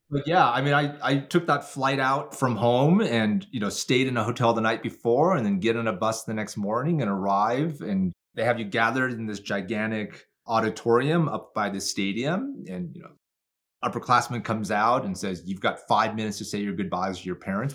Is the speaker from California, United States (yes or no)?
no; Tumwater, Washington, United States; also born or lived in Vietnam; I grew up in, you know, Tumwater, Washington is an amazing town.